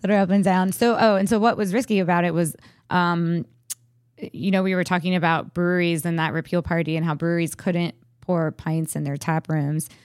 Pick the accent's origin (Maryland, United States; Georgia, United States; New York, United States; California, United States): Maryland, United States; Frederick; moved away as an adult; I was ready to move back to my hometown